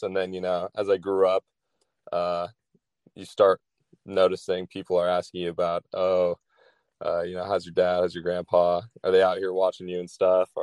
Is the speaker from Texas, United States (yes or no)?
yes; Dallas, Texas, United States; also born or lived in San Diego, California; now in California, United States; I grew up in Texas